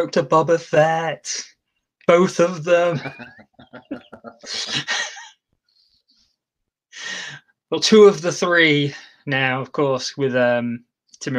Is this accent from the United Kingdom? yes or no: yes; Lincoln, East Midlands, United Kingdom; in my hometown